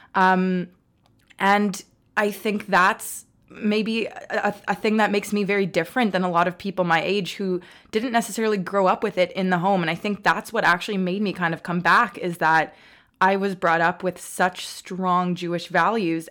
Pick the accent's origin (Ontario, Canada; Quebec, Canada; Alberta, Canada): Quebec, Canada; Montreal; moved away as an adult; now in Toronto, Canada; where I grew up because in Montreal